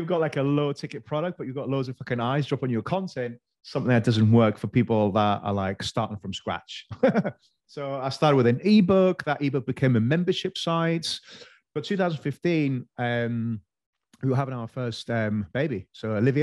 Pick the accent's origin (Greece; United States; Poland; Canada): Greece; moved away as an adult; growing up in Greece